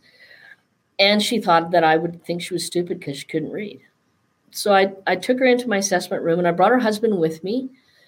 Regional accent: Northern British Columbia, Canada; the way I was brought up and growing up in Northern British Columbia

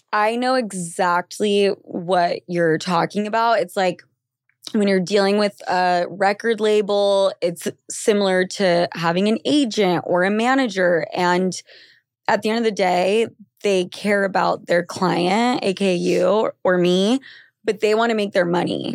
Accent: Utah, United States; I'm from Utah

